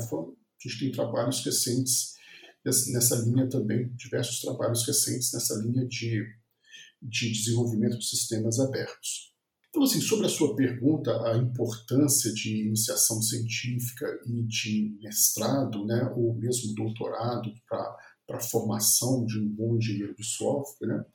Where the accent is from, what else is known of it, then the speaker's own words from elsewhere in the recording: Viçosa, Minas Gerais, Brazil; eu sou de Viçosa, no interior de Minas Gerais